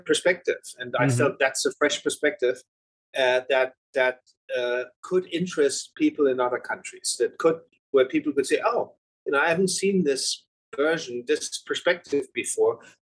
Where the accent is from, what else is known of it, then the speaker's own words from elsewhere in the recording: Germany; When you grow up in Germany